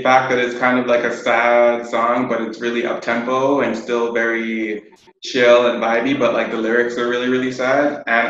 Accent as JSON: {"language": "English", "country": "Jamaica", "tie": "born or raised there", "also_born_or_lived": "England / New York / Toronto", "said": "I grew up in Jamaica, England, New York, and Toronto."}